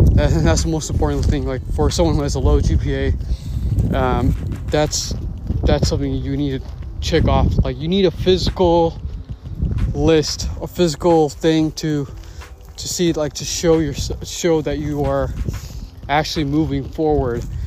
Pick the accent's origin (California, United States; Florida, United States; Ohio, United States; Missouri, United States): California, United States; Bay Area; I'm from the Bay Area, and uh, in particular near Hayward and Castro Valley